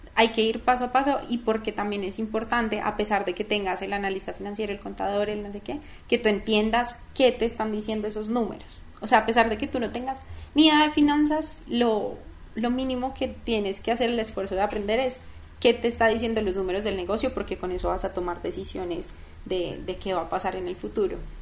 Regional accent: Manizales, Caldas, Colombia; moved away as an adult; also born or lived in Bogotá; yo nací en Bogotá. Ah, nací en Bogotá y a los, cuando tenía como tres meses, me venía a ir a Manizales

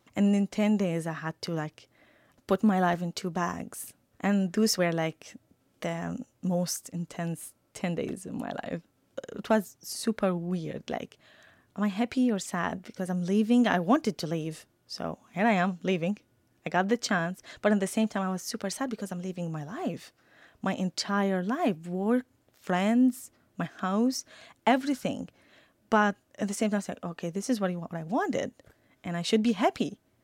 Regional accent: Iraq; moved away; I'm from Iraq

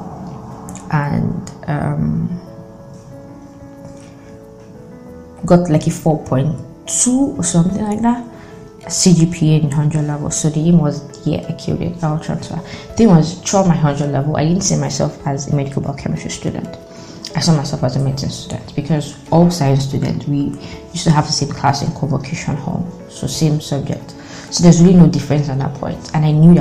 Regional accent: Delta, Nigeria; I'm from Delta State, so as an indigene

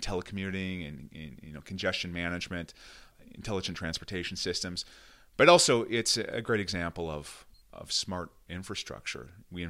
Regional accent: Red Wing, Minnesota, United States; Not only did I have a chance to represent my hometown of Red Wing in this beautiful, swath of southeastern Minnesota, bluff country, trout streams

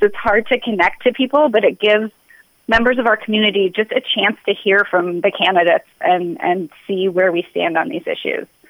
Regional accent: South Dakota, United States; moved away as an adult; now in Minnesota, United States; I grew up in South Dakota. Um, I moved to Minnesota for college

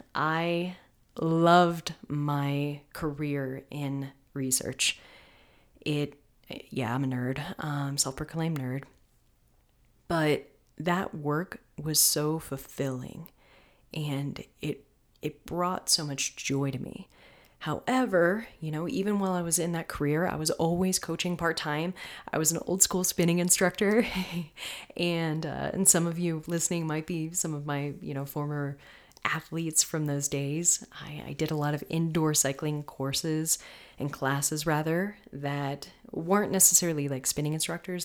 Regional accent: Florida, United States; I'm from Florida.

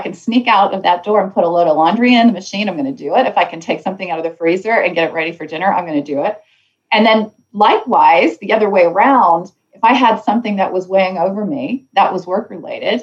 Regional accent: Canada; Canada, my home country

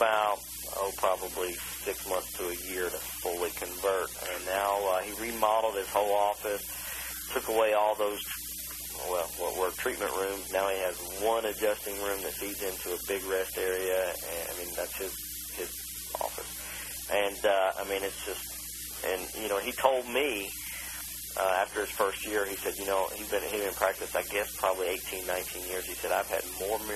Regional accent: Kentucky, United States; moved away as an adult; now in Charlotte, United States; I grew up in Kentucky my whole life.

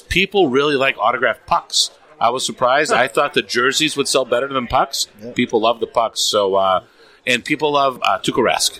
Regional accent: Lowell, Massachusetts, United States; So, so I grew up in Massachusetts, right, in Lowell.

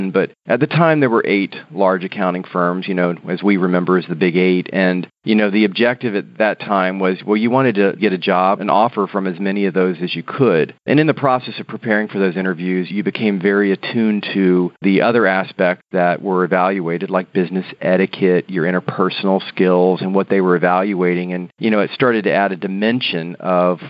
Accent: Florida, United States; I was born and raised in Florida, and I went to the University of North Florida in Jacksonville, Florida

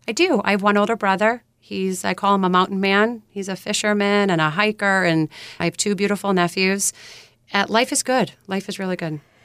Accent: South Shore of Massachusetts, United States; When I grew up here on the South Shore of Massachusetts

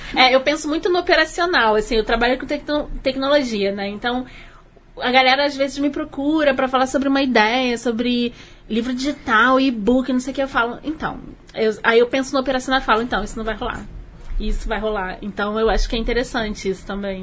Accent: Rio de Janeiro, Brazil; eu sou carioca, né? Como toda boa carioca

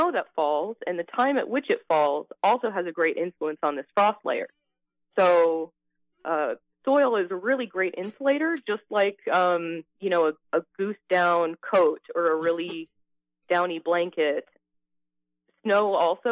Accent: Iowa, United States; moved away as an adult; now in Florida, United States; I'm originally from Iowa. I'm born and raised in Iowa

